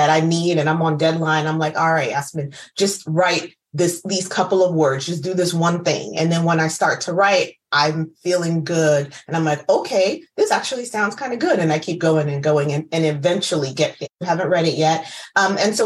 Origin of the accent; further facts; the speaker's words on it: United States; I'm first generation Ghanaian American